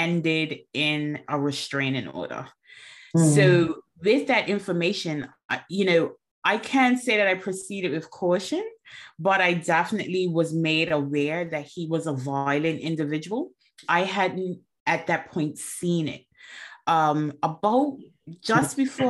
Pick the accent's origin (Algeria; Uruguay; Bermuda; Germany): Bermuda; now in England; I'm originally from Bermuda, and I am currently in England